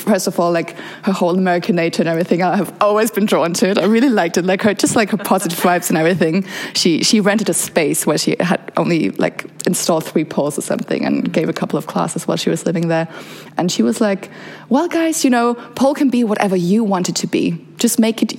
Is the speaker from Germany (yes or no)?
yes; Germany; also born or lived in Bosnia and Herzegovina; now in Berlin, Germany; So I came to Germany when I was around 6 years old